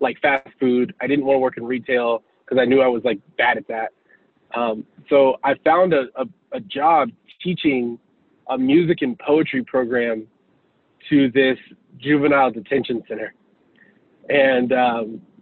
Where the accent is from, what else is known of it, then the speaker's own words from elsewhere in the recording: Houston, Texas, United States; I'm originally from Houston, Texas. I grew up in a single parent home